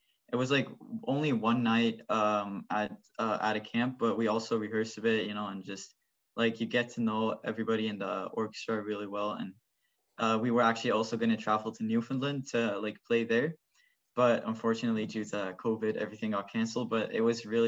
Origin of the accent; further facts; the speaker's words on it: Netherlands; now in Oakville, Canada; I came from the Netherlands where I played the violin and where I was kind of in a similar type of orchestra.